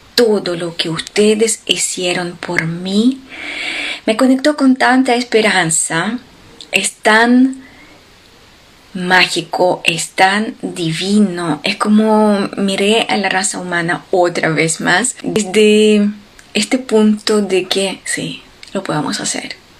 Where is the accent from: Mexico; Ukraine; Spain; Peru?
Ukraine; moved away; en Ucrania, en mi país